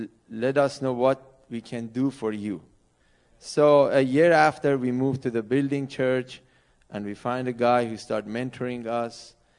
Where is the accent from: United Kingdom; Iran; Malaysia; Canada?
Iran; accent: English from Middle East; English is a second language; moved away as an adult; now in St. Louis, United States; I'm from Iran originally. Both of us were from Iran. We came to United States about 14 years ago, January 10th of 2008, as a religious refugee. And my background is that I was born in Iran before the revolution